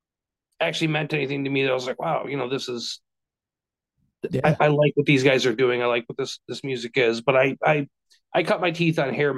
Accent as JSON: {"language": "English", "town": "Standish", "region": "Michigan", "country": "United States", "tie": "born or raised there", "said": "I grew up here in Standish"}